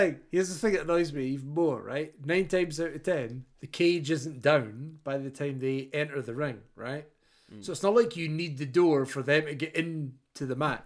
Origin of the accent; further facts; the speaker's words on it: Scotland, United Kingdom; as a Scotsman